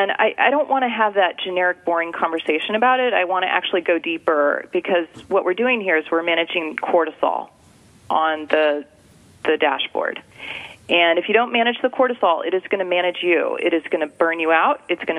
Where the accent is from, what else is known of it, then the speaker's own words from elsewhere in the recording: California, United States; Now, you know I'm from California, but I'm not going to get too woo-woo on you here.